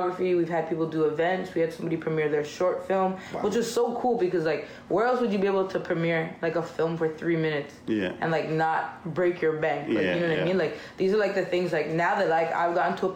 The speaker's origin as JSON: {"language": "English", "country": "Jamaica", "moved": "yes", "lives_now": "Toronto, Canada", "said": "I'm Jamaican"}